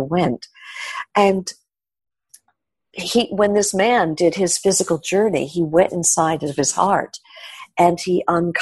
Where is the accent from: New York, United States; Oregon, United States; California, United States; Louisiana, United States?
New York, United States; New York City; growing up in New York